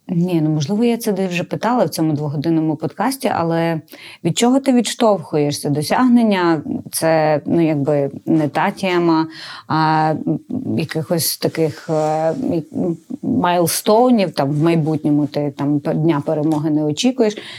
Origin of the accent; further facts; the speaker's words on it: Galicia, Ukraine; я з Галичини